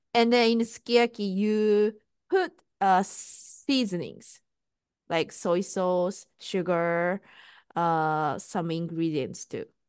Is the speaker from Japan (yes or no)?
yes; Japan; first language Japanese; English is a second language; now in United States; I'm Japanese and I'm living in US.